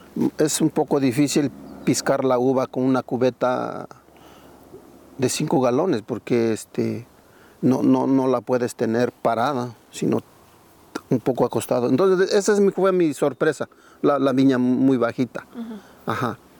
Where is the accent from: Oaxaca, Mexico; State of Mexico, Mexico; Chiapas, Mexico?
Oaxaca, Mexico; Santa María Tindú; also born or lived in Madera, California; now in Oregon, United States; soy originario del estado de Oaxaca, ¿sí? México, de un pueblito que se llama Santa María Tindú.